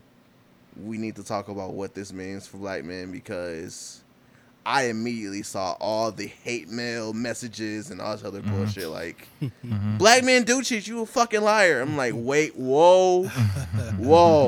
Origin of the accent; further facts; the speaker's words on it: Detroit, Michigan, United States; I was born in the East.